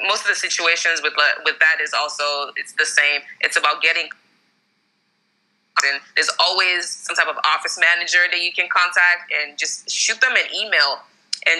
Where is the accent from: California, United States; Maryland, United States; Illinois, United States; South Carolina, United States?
Maryland, United States; moved away; also born or lived in Texas, United States; I'm from Maryland originally